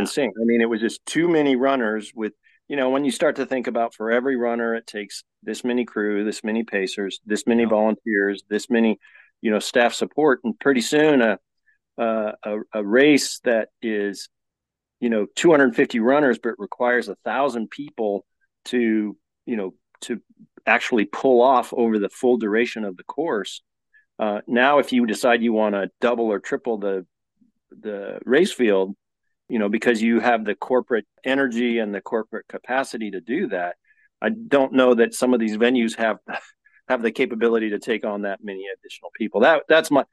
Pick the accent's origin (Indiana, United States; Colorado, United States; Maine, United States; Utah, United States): Colorado, United States; moved away; I was born and raised in Colorado